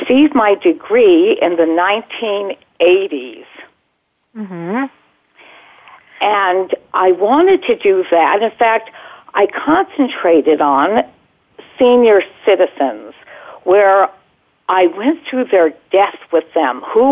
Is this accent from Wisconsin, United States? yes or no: no; Los Angeles, California, United States; also born or lived in Baldwin Hills, Los Angeles; I grew up at first in Baldwin Hills, and then my parents moved to Brentwood, California